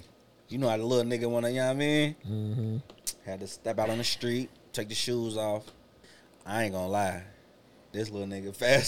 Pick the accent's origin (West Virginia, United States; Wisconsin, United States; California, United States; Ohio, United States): Ohio, United States; Cincinnati; I'm a Mount Auburnite. MTA.